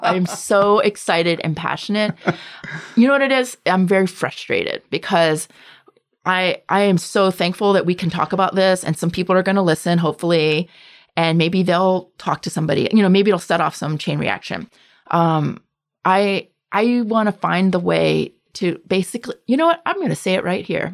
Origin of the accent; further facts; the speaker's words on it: the South, United States; I grew up as a half Asian, half white kid in a southern suburb